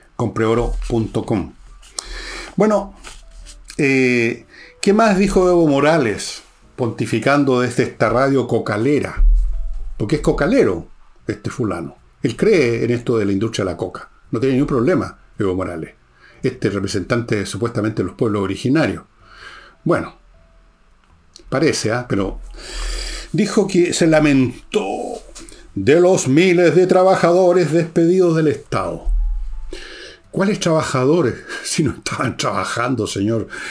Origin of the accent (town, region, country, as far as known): Chile